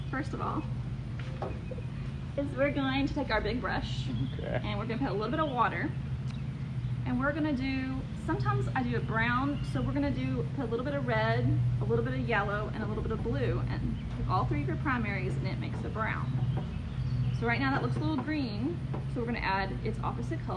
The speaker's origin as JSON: {"language": "English", "town": "Pauls Valley", "region": "Oklahoma", "country": "United States", "tie": "born or raised there", "said": "I uh, practically am a Garvin County girl. I was born in Pauls Valley, uh, went to school at Wynnewood, and I live in Elmore."}